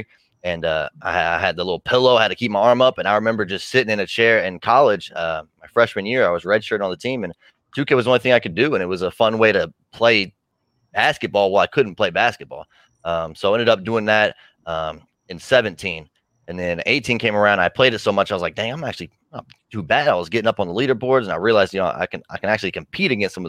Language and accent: English; Indianapolis, Indiana, United States; I'm from Indy